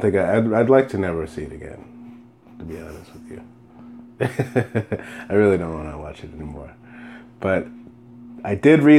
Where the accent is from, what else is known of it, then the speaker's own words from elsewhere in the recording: Minneapolis, Minnesota, United States; I'm from Minneapolis